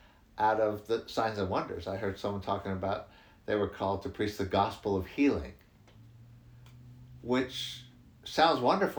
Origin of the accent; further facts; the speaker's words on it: United States; moved away; I'm from the States originally. You can tell by my accent.